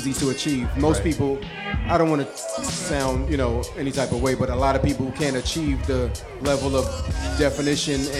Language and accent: English; New York City, New York, United States; I happen to be from the borough of Brooklyn, New York. This is where I'm from. This is home, baby